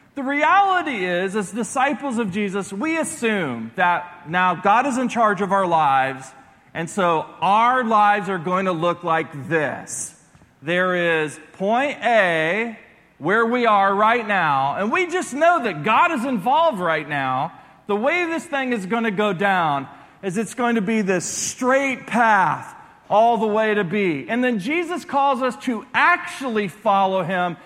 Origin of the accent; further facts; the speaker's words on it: Columbus, Ohio, United States; moved away; also born or lived in Clearwater, Florida; I'm from Columbus